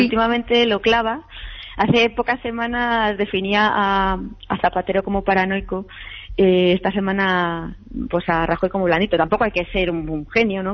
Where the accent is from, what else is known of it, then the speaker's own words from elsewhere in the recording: Spain; como española